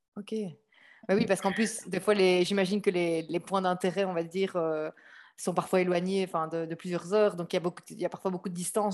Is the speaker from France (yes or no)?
no; Belgium; moved away as an adult; also born or lived in Norway / England / Luxembourg; now in Barcelona, Spain; Je suis partie de Belgique en 2013 lors de mon Erasmus en Norvège.